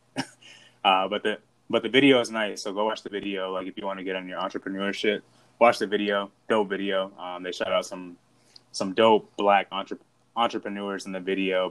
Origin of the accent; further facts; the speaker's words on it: Midwest, United States; I'm from the Midwest